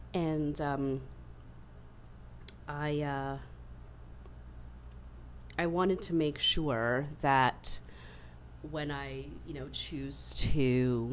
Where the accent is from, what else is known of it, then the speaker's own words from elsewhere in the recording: Canada; I was born in Canada, I grew up in Canada, to immigrant parents